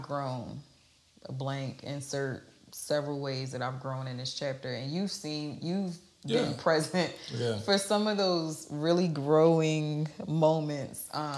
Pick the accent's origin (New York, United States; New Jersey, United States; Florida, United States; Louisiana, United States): New Jersey, United States; And so I'm from New Jersey, and our passion looked like you look like you want to fight, right?